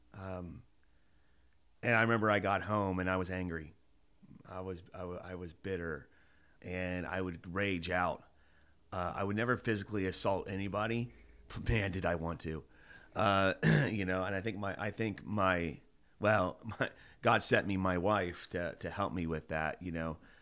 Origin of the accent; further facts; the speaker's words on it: Mason, Ohio, United States; I went to go back to my hometown. Um, I'm from Mason, Ohio, which is Kings Island area